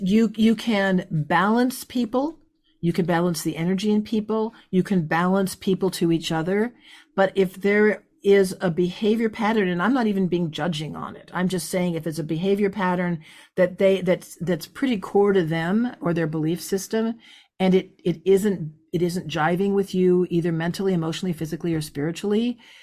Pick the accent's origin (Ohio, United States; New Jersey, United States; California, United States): California, United States; moved away as an adult; also born or lived in Midwest; I'm from California. I'm a psychobiology major.